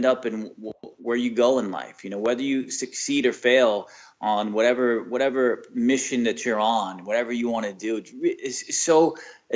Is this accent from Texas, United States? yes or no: yes; Texas, United States; I was born in Texas